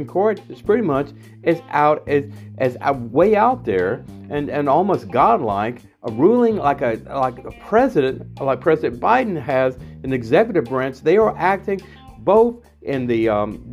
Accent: United States; also born or lived in Washington, D.C. area; I'm an American Hasidic Jew living in the Washington, D.C. area

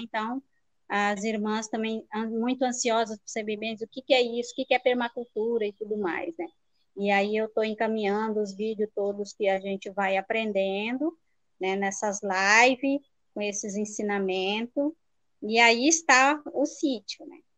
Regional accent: Rio Negro, Paraná, Brazil; moved away; esse ano eu vim morar em Rio Negro, né? Que é a terra onde eu nasci

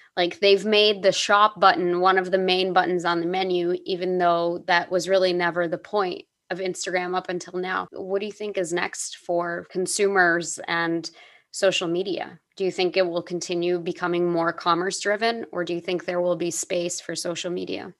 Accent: United States; growing up as an American person

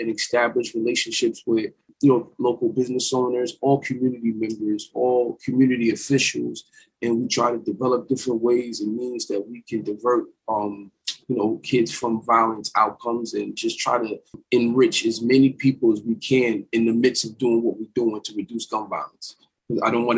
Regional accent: Orange County, New York, United States; I am from the Orange County area

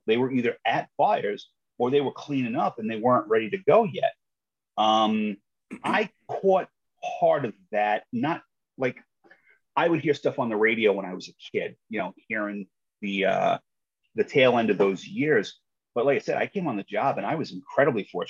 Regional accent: New York City, New York, United States; I'm originally from Queens, New York. If you're familiar with the movie Goodfellas, I grew up in the neighborhood where most of that happened.

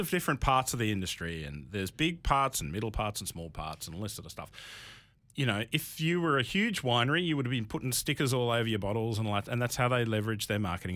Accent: Canberra, Australian Capital Territory, Australia; I'm from Canberra.

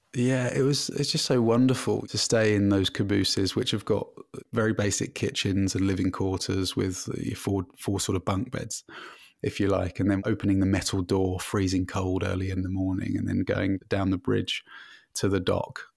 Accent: London, United Kingdom; moved away as an adult; now in Canada; I've been full-time living in Canada, but I'm originally from London in the U K

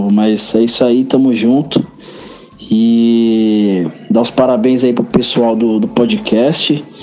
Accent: São Paulo, Brazil; eu sou de São Paulo

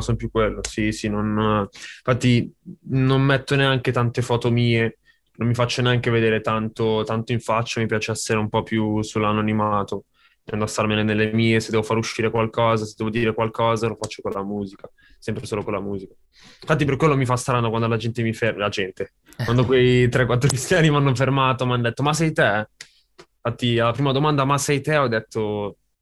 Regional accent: Sesto San Giovanni, Lombardy, Italy; Non sono di Cinisello, sono di Sesto

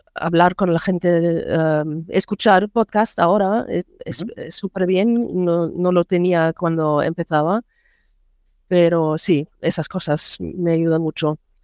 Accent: Germany; Spanish is a second language; also born or lived in Mallorca; yo soy de Alemania, eh, vivo cerca de Bonn

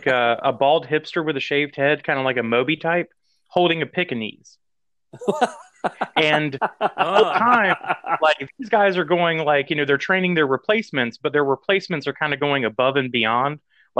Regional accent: the South, United States; growing up in the South.

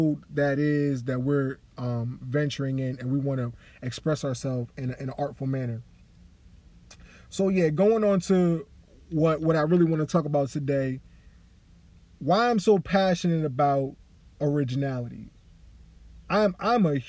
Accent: Delaware, United States; also born or lived in New York / Long Island; I was really born and raised in Delaware, spent a lot of my lifetime in New York.

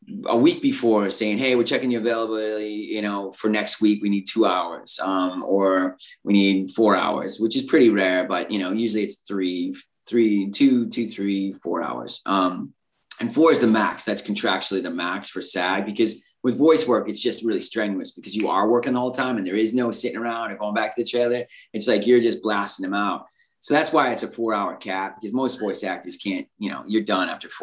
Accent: California, United States; accent: Californian; I'm very Californian, that slangy kind

